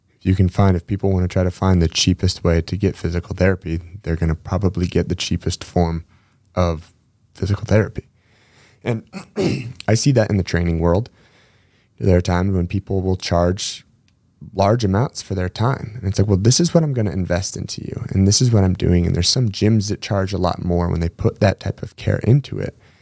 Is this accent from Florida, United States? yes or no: no; Spokane, Washington, United States; now in Gig Harbor, United States; we grew up together in Spokane before I moved over to the gig harbor side